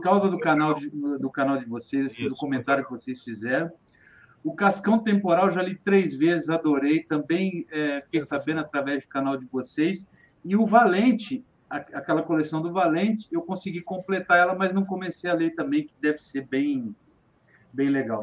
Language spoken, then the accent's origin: Portuguese; Ribeirão Preto, São Paulo, Brazil; eu sou de, sou de Ribeirão Preto, São Paulo